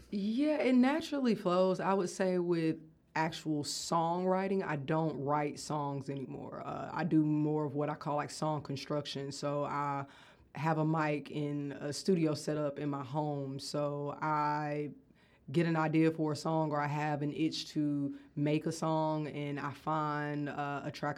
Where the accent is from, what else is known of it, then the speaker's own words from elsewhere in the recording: Athens, United States; also born or lived in Atlanta; I grew up here in Athens